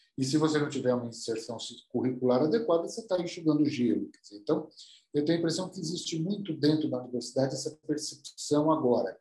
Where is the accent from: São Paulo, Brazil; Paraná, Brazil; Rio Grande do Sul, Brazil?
São Paulo, Brazil; also born or lived in United States; eu sou, eu sou aqui de São Paulo